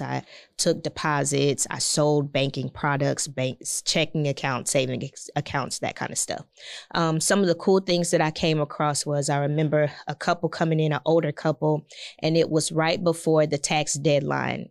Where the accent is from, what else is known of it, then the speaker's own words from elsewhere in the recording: Galveston, Texas, United States; also born or lived in Houston; born and raised in Galveston Island. So, uh, very close to Houston